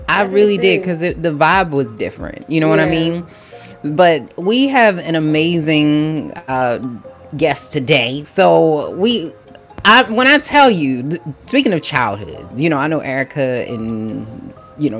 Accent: Baltimore, Maryland, United States; I'm from Baltimore

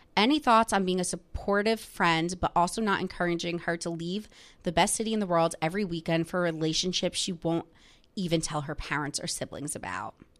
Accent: New Jersey, United States; my town that I grew up in in New Jersey is where some of the housewives live

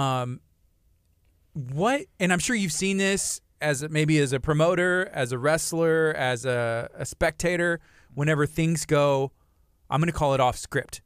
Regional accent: Angleton, Texas, United States; moved away; I'm from Angleton

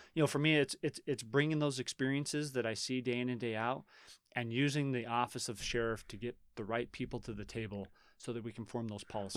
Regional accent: Reno, Nevada, United States; born or raised there

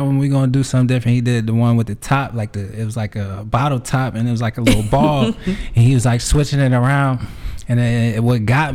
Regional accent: New York, United States; now in Atlanta, United States; I'm from New York

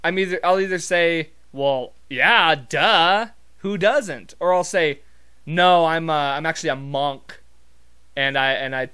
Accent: Montana, United States; I'm from Montana.

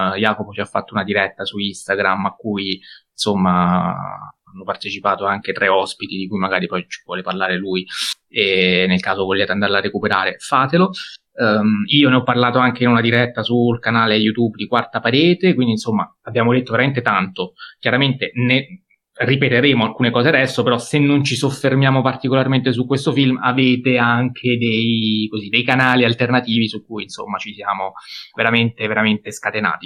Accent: Pescara, Abruzzo, Italy; io anche da pescarese

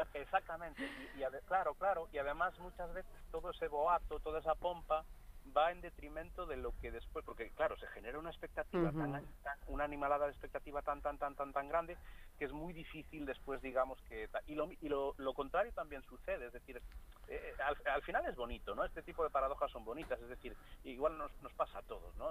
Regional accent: Galicia, Spain; first language Galician; Spanish is a second language; música de Galicia, que es de donde yo soy.

